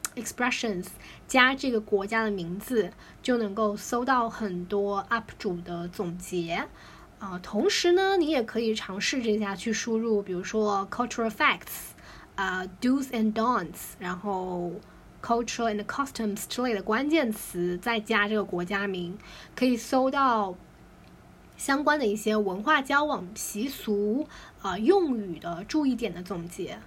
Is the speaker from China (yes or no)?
yes; China; 我们作为，啊，Chinese